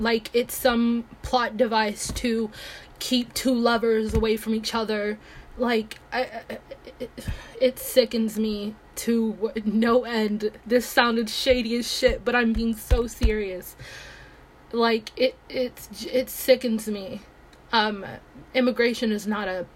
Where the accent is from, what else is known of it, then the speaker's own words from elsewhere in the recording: Nigeria; now in United States; I am Nigerian. I am not American. I just live in America.